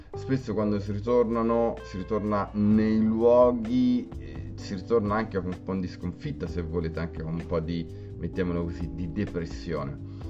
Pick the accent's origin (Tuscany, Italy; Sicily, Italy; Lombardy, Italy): Tuscany, Italy; Grosseto; moved away as an adult; now in Rome, Italy; io eh, sono di Grosseto, sono scappato da Grosseto perché artisticamente non offriva nulla eh, e sono eh, emigrato a Roma